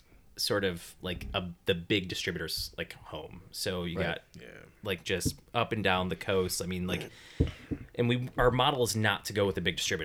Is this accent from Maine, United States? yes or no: no; Detroit, Michigan, United States; Michigan, I'm born and raised in Detroit.